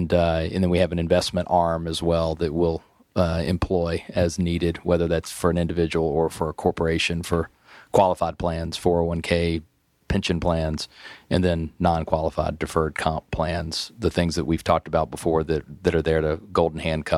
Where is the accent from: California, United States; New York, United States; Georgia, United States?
Georgia, United States; Atlanta; also born or lived in Virginia; I grew up here in Atlanta. I went to Hampden-Sydney College in Virginia and came back here a lot of years ago